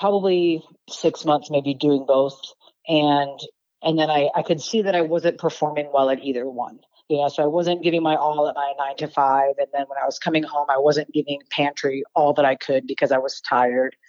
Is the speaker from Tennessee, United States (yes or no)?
no; Detroit, Michigan, United States; now in Reno, United States; I'm originally from Detroit, so I started off in the automotive industry